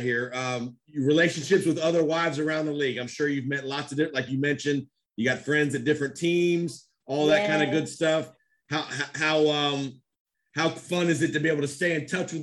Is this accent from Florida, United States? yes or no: yes; Tampa, Florida, United States; I grew up in Tampa, so I'm a Tampa guy